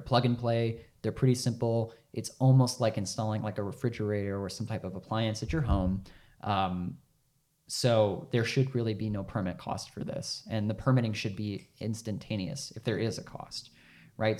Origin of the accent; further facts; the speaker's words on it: Arkansas, United States; I'm from Arkansas